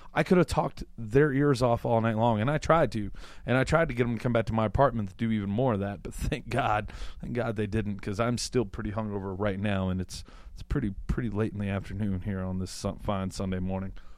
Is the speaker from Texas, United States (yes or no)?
no; Louisiana, United States; I'm from Louisiana